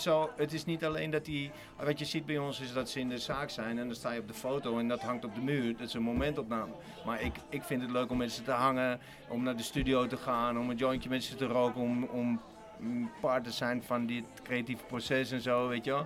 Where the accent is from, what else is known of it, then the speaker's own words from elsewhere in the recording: Amsterdam, North Holland, Netherlands; ik kom ook uit de Republiek Amsterdam